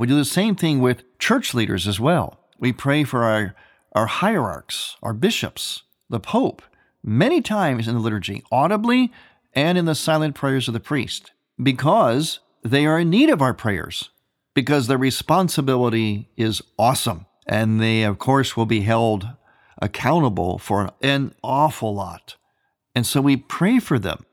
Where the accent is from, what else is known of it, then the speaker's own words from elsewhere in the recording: United States; having been born and raised in America